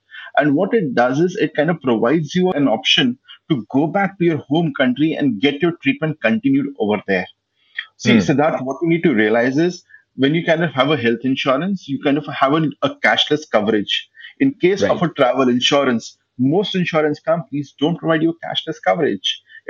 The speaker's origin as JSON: {"language": "English", "country": "India", "said": "And kind of come back to my home country whenever I want to, basically."}